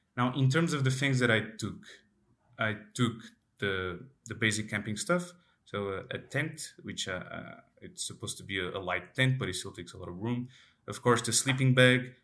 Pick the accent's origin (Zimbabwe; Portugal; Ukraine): Portugal; I am from Portugal, and I am from, uh, let's say, a rural area